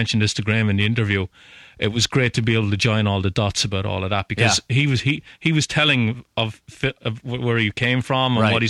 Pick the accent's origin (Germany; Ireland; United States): Ireland